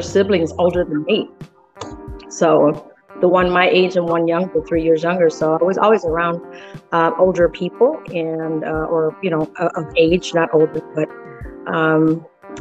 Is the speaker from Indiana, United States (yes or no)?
yes; Gary, Indiana, United States; born or raised there; first language Spanish; English is a second language; also born or lived in Mexico